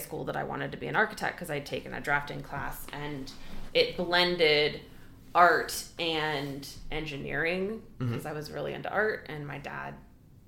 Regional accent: Michigan, United States; I grew up in Midwestern Michigan

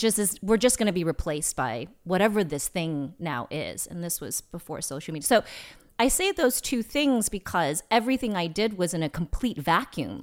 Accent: Bay Area, California, United States; moved away as an adult; also born or lived in New York; I grew up in the Bay Area

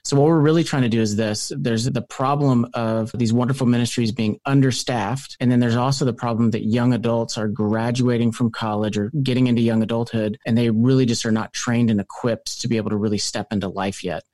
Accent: Louisville, Kentucky, United States; also born or lived in California / Philadelphia; I'm from Louisville, Kentucky, moved to California

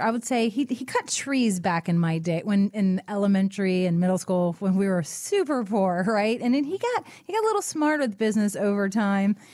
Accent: Florida Keys, United States; I'm from the Keys

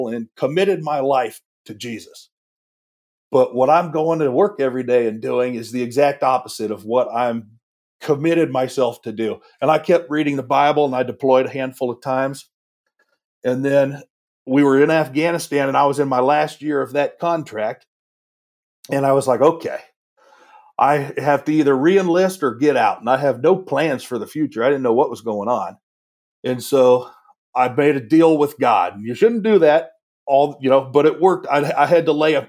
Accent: Washington, United States; moved away as an adult; also born or lived in the South; I grew up in Washington, you could drive miles and not see a church

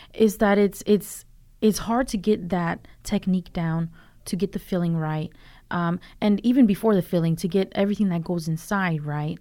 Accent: Durham, North Carolina, United States; also born or lived in Los Angeles; I grew up in Durham.

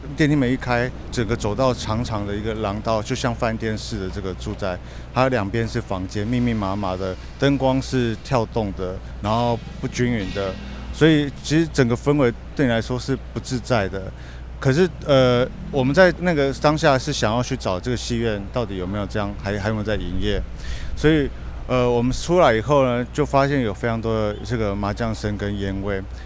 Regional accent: Kaohsiung, Taiwan; 我小时候在盐城区成长过一段时间

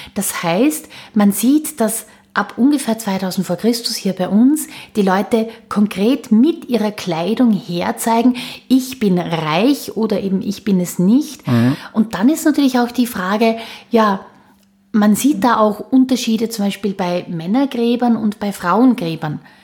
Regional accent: Austria; bei uns in Österreich

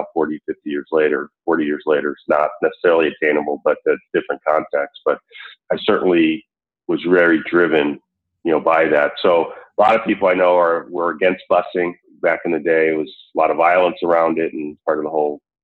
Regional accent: Buffalo, New York, United States; moved away as an adult; also born or lived in Chicago, Illinois / Atlanta, Georgia; I grew up for most of my time as a kid before leaving for college in Buffalo.

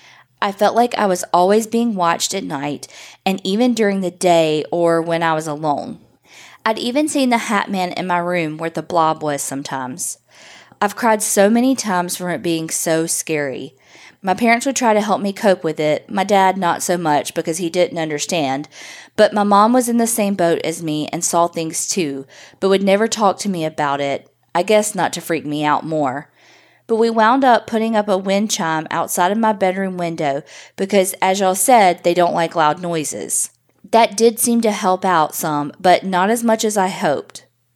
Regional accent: Memphis, Tennessee, United States; I'm from Memphis, Tennessee, born and raised here. The house I grew up in was creepy.

